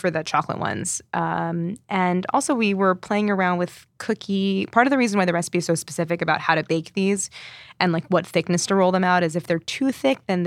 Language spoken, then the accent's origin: English; St. Louis, Missouri, United States; moved away; I grew up in St. Louis